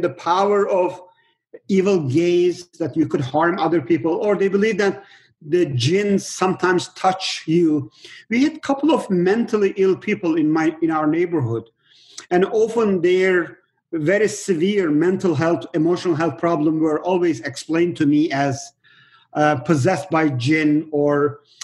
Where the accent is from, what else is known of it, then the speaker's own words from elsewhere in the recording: Turkey; moved away as an adult; also born or lived in Southeast Asia / India / Pakistan; now in Durham, United States; I left Turkey immediately after college